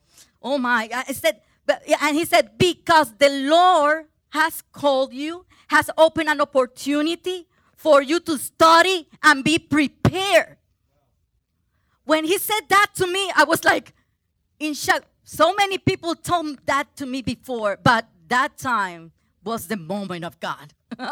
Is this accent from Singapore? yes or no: no; Puerto Rico; English is a second language; I came from Puerto Rico. Woohoo! And I could not speak English well.